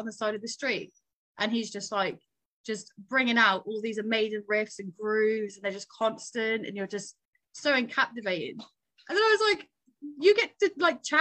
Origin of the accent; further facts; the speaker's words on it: Newcastle upon Tyne, North East England, United Kingdom; moved away; also born or lived in southern UK; I was born in Newcastle. I now live way further down south in the UK than that.